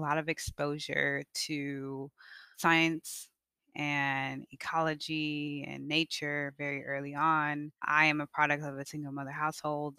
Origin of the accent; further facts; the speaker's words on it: Evanston, Illinois, United States; moved away; I grew up in Evanston, Illinois, just right outside of Chicago